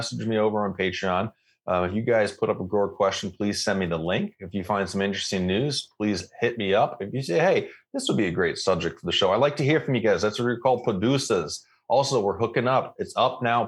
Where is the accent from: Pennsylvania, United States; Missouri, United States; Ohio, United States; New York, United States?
Missouri, United States; St. Louis; moved away; I grew up in the St. Louis area for a while